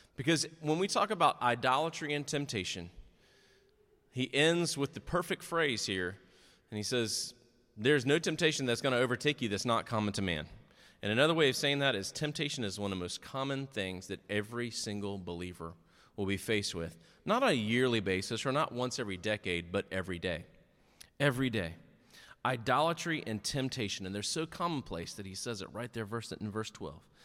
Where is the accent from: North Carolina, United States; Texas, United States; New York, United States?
North Carolina, United States; Nash County; also born or lived in Wake County, North Carolina / Watauga County, North Carolina / Catawba County, North Carolina; In nineteen seventy-three, I was born in Nash County, North Carolina. Then in nineteen eighty-seven, I moved to Wake County, North Carolina